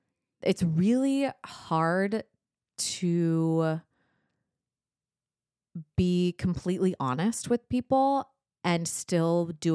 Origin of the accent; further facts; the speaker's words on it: California, United States; I don't know. I'm from Southern California. There's no accent there.